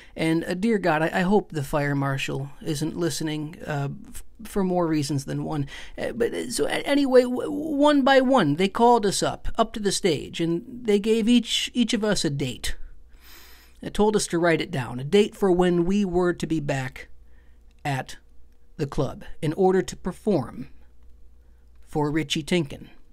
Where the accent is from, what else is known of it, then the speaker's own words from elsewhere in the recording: Lapeer, Michigan, United States; moved away; I'm from a small town outside of Flint